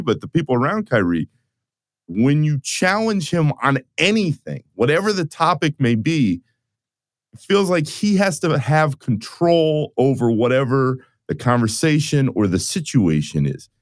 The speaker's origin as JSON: {"language": "English", "town": "Orlando", "region": "Florida", "country": "United States", "tie": "born or raised there", "said": "I grew up in Orlando"}